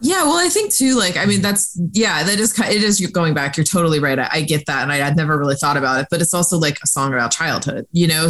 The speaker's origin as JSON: {"language": "English", "region": "Florida", "country": "United States", "tie": "born or raised there", "said": "growing up in Florida, like the salt air and the rust on your door"}